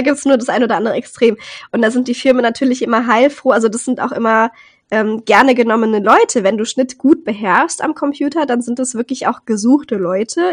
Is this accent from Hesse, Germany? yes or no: no; Rhineland-Palatinate, Germany; ich komme ja aus Rheinland-Pfalz und da haben wir sehr, sehr viele Tanzgruppen